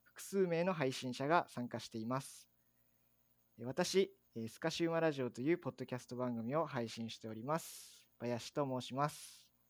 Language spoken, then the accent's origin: Japanese; Dazaifu, Fukuoka, Japan; moved away as an adult; also born or lived in Saga; now in Tokyo, Japan; 僕はあの太宰府太宰府市出身なんですよ